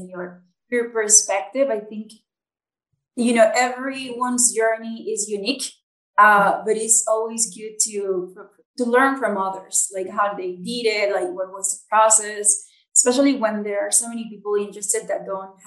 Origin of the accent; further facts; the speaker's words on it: Nicaragua; I'm from Nicaragua.